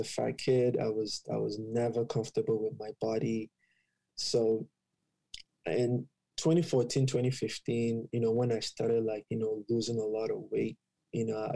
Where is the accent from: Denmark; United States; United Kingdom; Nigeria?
Nigeria; moved away as an adult; also born or lived in Ottawa, Canada; now in Canada; I'm from Nigeria.